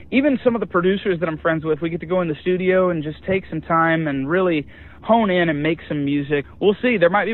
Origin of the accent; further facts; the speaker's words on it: Michigan, United States; moved away as an adult; now in Nashville, United States; I recently moved to Nashville, not even been a year yet. And it's been a little bit of an adjustment. You know, born and raised in Michigan, that's the only place I had ever lived my whole life. And so I still feel like Michigan's home.